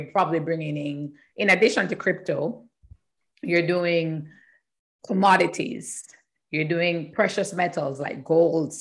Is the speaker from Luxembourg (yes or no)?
no; Jamaica; moved away as an adult; also born or lived in Canada; I am from Jamaica. Mm-hmm. In Jamaica and studying there